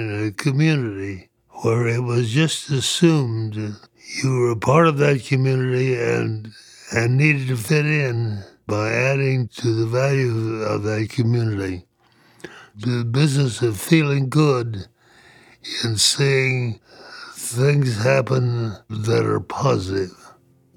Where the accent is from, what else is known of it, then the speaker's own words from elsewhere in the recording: Lost Creek, West Virginia, United States; also born or lived in Liberia / Illinois; now in Greeley, United States; I was born in 1927 in Lost Creek, West Virginia